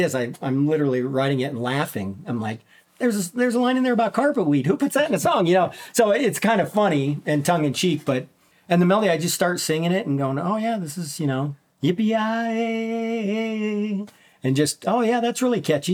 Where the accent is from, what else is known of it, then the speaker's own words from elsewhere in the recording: Minnesota, United States; As a child, I grew up in Minnesota